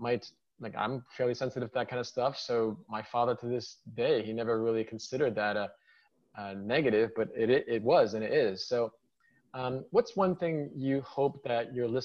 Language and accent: English; New York, United States; born and raised in New York